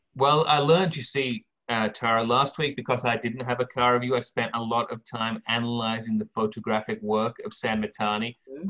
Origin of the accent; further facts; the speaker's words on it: England, United Kingdom; now in California, United States; I'm an Englishman